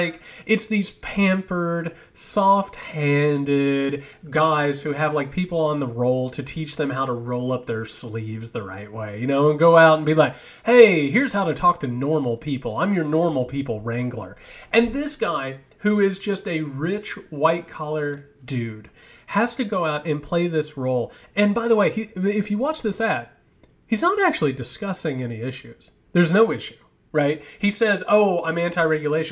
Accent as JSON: {"language": "English", "region": "Georgia", "country": "United States", "said": "I'm from Georgia"}